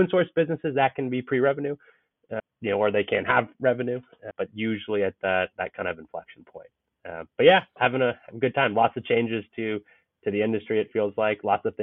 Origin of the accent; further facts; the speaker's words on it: Bay Area, Silicon Valley, California, United States; I grew up in the Bay Area, grew up in Silicon Valley